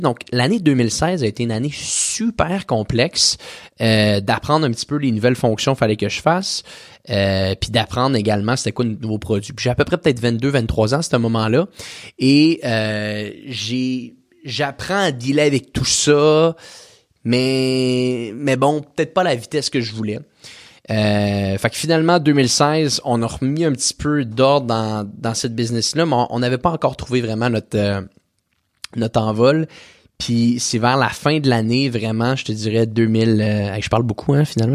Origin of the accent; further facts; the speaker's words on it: Quebec City, Quebec, Canada; je viens de la ville de Québec